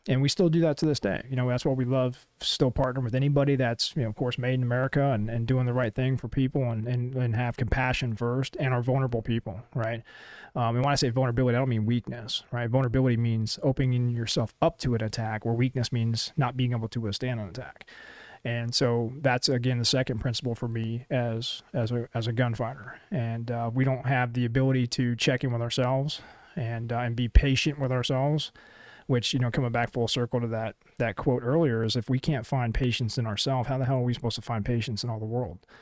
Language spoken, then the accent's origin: English; Florida, United States; moved away; also born or lived in Colorado; my hometown in Denell, Florida.